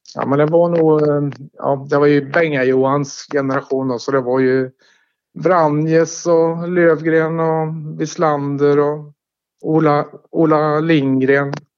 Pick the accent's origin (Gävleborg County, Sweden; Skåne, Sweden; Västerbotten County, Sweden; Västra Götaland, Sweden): Västra Götaland, Sweden; Tidaholm; moved away as an adult; also born or lived in Stockholm / Jönköping / Halmstad / Karlstad; now in Skåne, Sweden; Jag är född och uppvuxen i Tidaholm